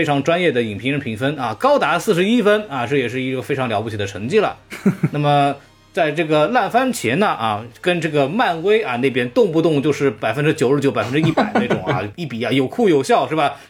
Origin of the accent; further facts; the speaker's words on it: China; 这样，我们中国人民就能看到，我们不是不愿意引进，只是你们质量不过关。